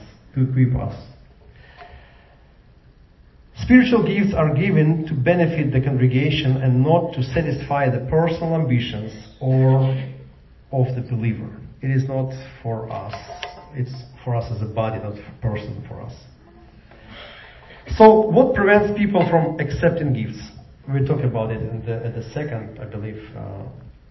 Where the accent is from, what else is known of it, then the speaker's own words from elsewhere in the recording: Ukraine; now in Jacksonville, United States; I came from Ukraine.